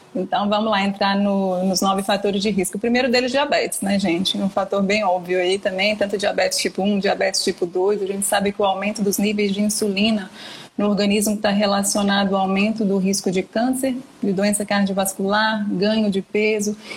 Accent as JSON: {"language": "Portuguese", "region": "Minas Gerais", "country": "Brazil", "moved": "as an adult", "lives_now": "São Paulo, Brazil", "said": "sou de Minas e vim para São Paulo para fazer residência médica, né? Hoje eu tô morando aqui, moro aqui já há 10 anos"}